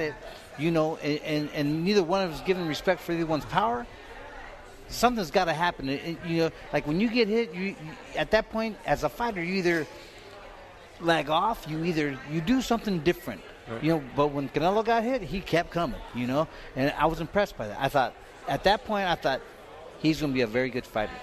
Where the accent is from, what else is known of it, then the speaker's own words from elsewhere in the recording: California, United States; I'm from California